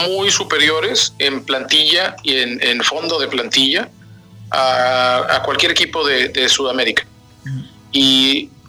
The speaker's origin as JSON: {"language": "Spanish", "country": "Mexico"}